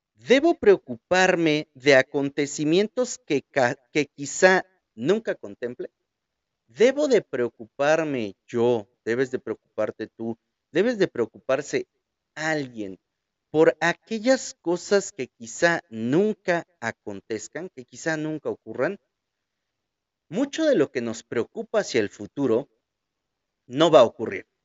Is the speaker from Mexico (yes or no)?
yes; Mexico; Como buenos mexicanos